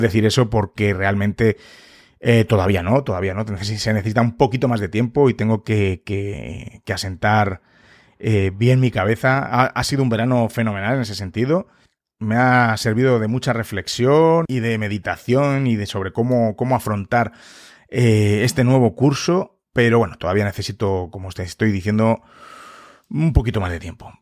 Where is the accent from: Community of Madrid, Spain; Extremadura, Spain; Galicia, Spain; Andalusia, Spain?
Community of Madrid, Spain; Madrid; yo soy de España, en Madrid en concreto